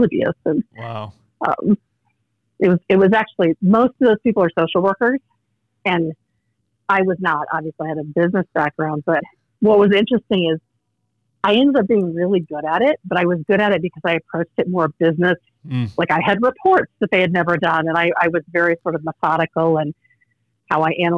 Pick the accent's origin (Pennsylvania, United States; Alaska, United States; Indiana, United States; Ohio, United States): Indiana, United States; Indianapolis; moved away as an adult; now in Omaha, United States; I grew up in Indiana, actually. So okay. Still Midwest, but Indianapolis, Indiana